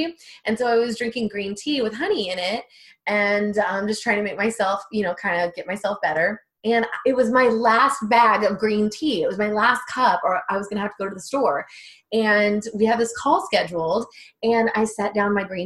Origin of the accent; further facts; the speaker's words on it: Texas, United States; I'm from Texas, and I'm right by Mexico.